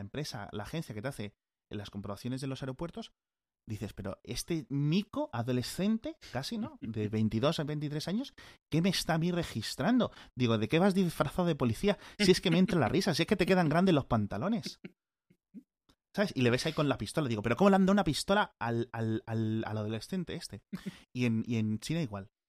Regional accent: Spain; como europeo, como español

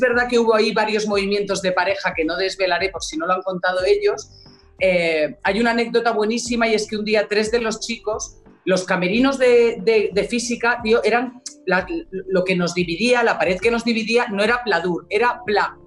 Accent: Alicante, Valencian Community, Spain; yo soy de Alicante

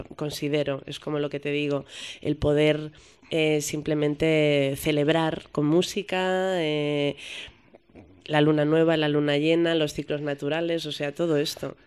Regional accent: Madrid, Community of Madrid, Spain; yo soy madrileña, como te he dicho al principio, ¿no? Entonces para mí tocar en las fiestas de mi pueblo, porque para mí Madrid es mi pueblo

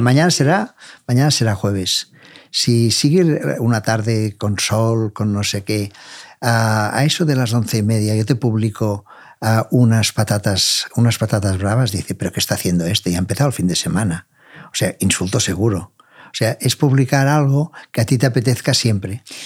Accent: Catalonia, Spain; como catalanes y como vendedores

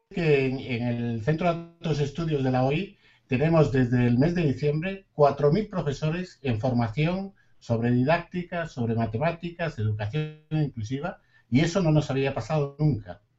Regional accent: Ecuador; moved away; yo soy ecuatoriano, no soy ah, Eso es lo primero, aunque llevo aquí casi 50 años, pero mi pasaporte es ecuatoriano

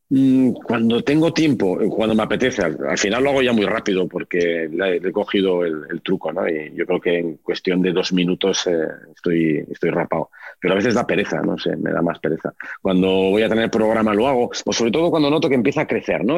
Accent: Oviedo, Asturias, Spain; also born or lived in Gijón; now in Madrid, Spain; yo nací en Oviedo, mi madre es de Gijón, mi abuela era de Gijón, pasé los veranos en Gijón y cuando era muy pequeñito yo iba al colegio en Oviedo

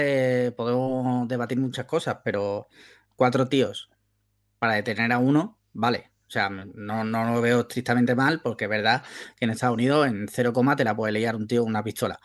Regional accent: Andalusia, Spain; soy andaluz

